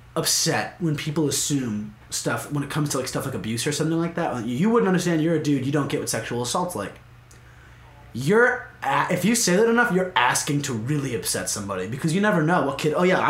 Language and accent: English; White Plains, New York, United States; I'm from White Plains.